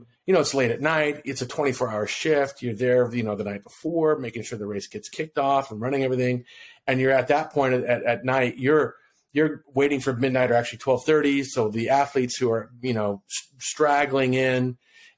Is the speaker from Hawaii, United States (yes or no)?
yes; Kona, Hawaii, United States; I'm originally from Hawaii. That's why I said aloha. I'm originally from Kona, Hawaii.